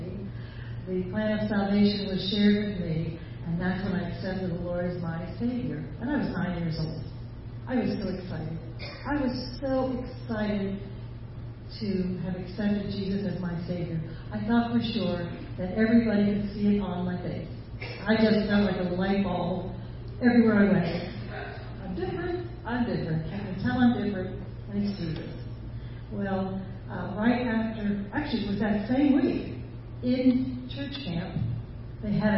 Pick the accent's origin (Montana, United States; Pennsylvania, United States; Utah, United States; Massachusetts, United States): Pennsylvania, United States; I'm from Pennsylvania. I am. I'm a Pennsylvania Dutch girl